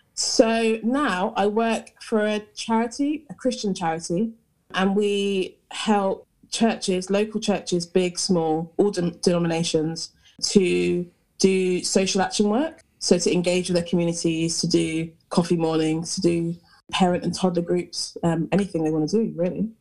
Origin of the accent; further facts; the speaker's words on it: Hertfordshire, East of England, United Kingdom; moved away as an adult; now in Nottingham, United Kingdom; I'm from Hertfordshire originally, which is like near London